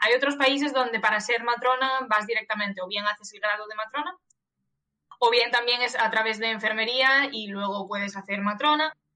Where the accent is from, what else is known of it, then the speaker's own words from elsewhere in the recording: Galicia, Spain; moved away as an adult; now in Catalonia, Spain; soy gallega